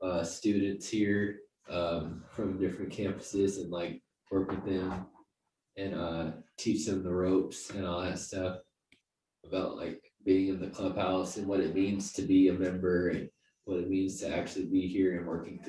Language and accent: English; Tampa, Florida, United States; also born or lived in San Diego; now in St. Louis, United States; I'm actually from Tampa, Florida. I made my way to St. Louis. I've traveled a lot. I've lived in most of the major cities in the United States. My most recent was San Diego, and now I'm in St. Louis.